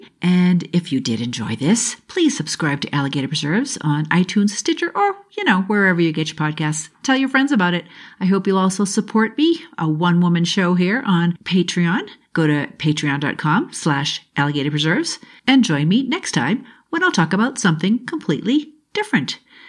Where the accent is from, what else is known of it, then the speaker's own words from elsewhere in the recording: Boston, Massachusetts, United States; because I'm from Boston, and so it's butter.